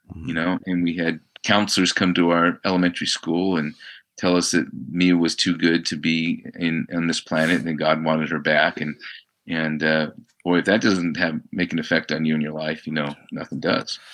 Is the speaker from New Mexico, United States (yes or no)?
yes; Albuquerque, New Mexico, United States; moved away as an adult; having grown up in Albuquerque